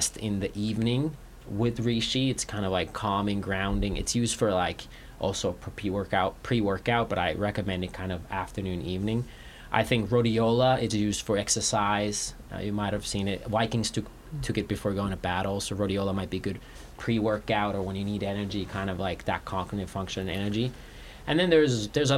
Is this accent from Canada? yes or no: no; Finland; moved away; I'm from Finland